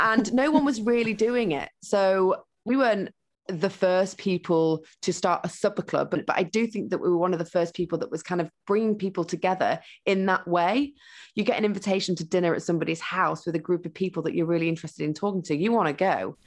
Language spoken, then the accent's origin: English; Huddersfield, Yorkshire and the Humber, United Kingdom; now in London, United Kingdom; I grew up in Huddersfield with my mum, my stepdad, and my step siblings and my sister.